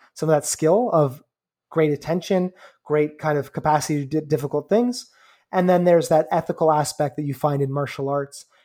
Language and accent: English; Canada; I'm Canadian